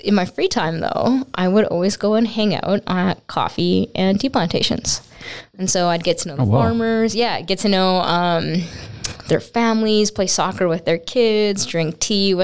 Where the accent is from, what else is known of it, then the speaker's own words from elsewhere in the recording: Saskatoon, Saskatchewan, Canada; I was born and raised here in Saskatoon. I grew up loving life as your average Canadian kid